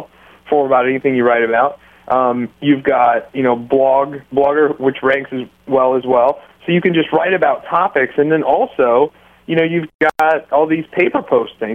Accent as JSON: {"language": "English", "country": "United States", "said": "I'm an American"}